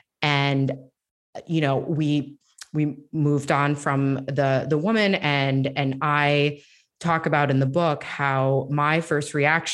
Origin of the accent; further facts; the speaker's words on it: Florida, United States; because our community that I grew up in Northeast Florida did not have many, if any, Muslim families.